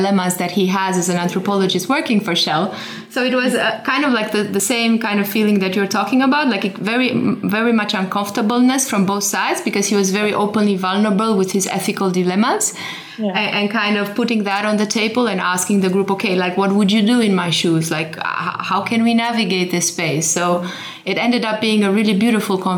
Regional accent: Romania; I'm originally from Romania, and I'm the first generation that was grew up after the fall of communism

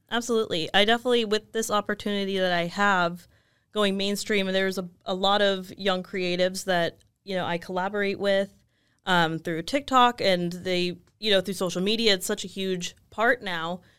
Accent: Los Angeles, California, United States; also born or lived in Chicago; I left, um, Los Angeles to go to college

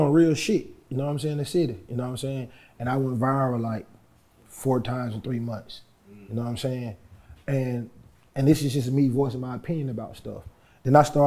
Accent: Atlanta, Georgia, United States

